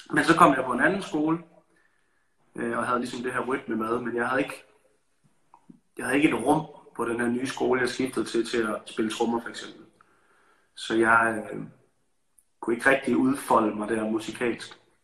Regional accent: Aarhus, Central Denmark Region, Denmark; now in Copenhagen, Denmark; jeg elsker Aarhus, der hvor jeg kommer fra

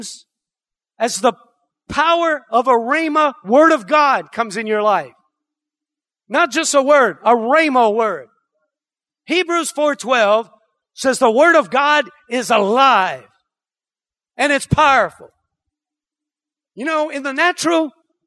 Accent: Cajun, Louisiana, United States; accent: Cajun; I'm a Cajun. I say tick instead of thick.

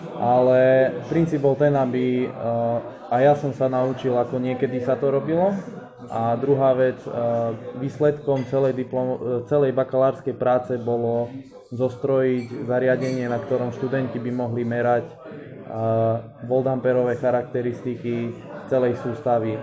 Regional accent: Štôla, Prešov Region, Slovakia; also born or lived in Poprad; No, pochádzam od Popradu, je to malá potatranská dedina, ktorá sa volá Štôla. S tým, že chodil som na 8-ročné gymnázium na Kukučinovej ulici v Poprade

